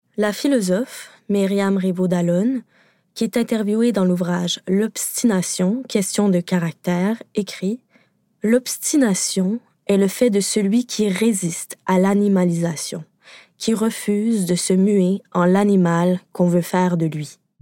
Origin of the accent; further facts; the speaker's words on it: Quebec, Canada; Au Québec, parce que oui, je suis québécoise